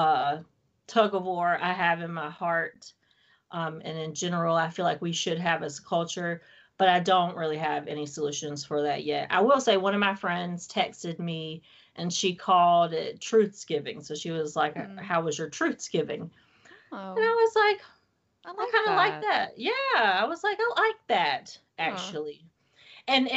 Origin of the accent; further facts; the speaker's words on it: Wilmington, North Carolina, United States; moved away; I don't live in North Carolina anymore